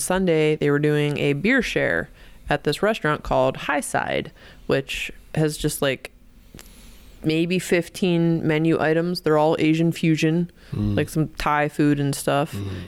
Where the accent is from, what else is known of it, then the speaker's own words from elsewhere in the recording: Ireland; I'm Irish. We just do vowels.